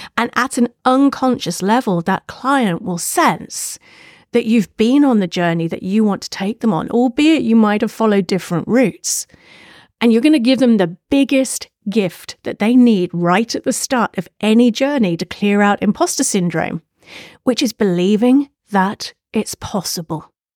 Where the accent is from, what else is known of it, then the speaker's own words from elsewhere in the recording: United Kingdom; if you hadn't guessed from my accent, I'm a Brit. I'm from the U K.